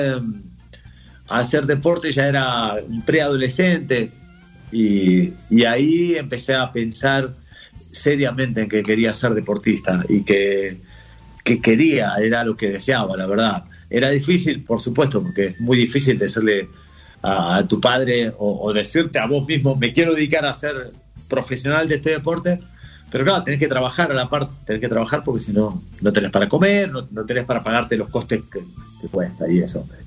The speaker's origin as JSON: {"language": "Spanish", "region": "Buenos Aires Province", "country": "Argentina", "tie": "born or raised there", "moved": "yes", "lives_now": "Spain", "said": "después de ahí nos volvimos a Varela, después de Varela nos fuimos a, a Bernal, de Bernal fuimos a Quilmes, de Quilmes anduvimos por tres sitios hasta que yo me fui de Argentina y vine a vivir a España."}